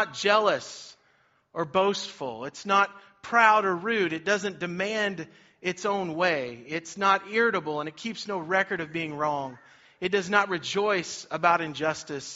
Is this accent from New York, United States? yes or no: no; Cherokee, Kansas, United States; also born or lived in Olathe, Kansas; I grew up in Cherokee, Kansas